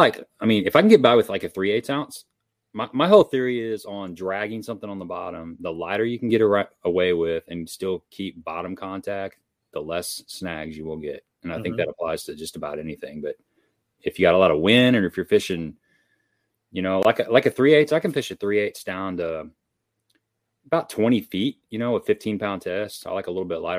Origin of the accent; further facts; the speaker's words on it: Cape Girardeau, Missouri, United States; I'm from Cape Girardeau, Missouri, which is about 100 miles south of St. Louis.